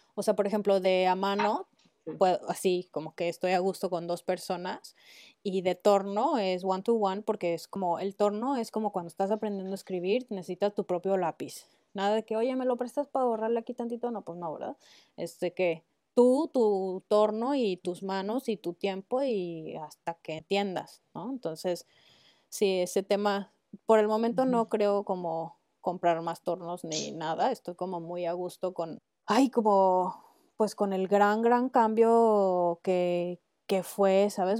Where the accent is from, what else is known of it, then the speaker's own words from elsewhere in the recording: Mexico; moved away; soy mexicana